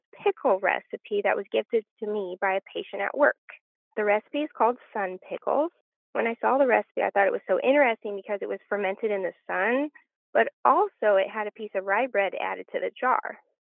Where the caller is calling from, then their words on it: Macomb, Illinois, United States; I'm calling from Macomb, Illinois.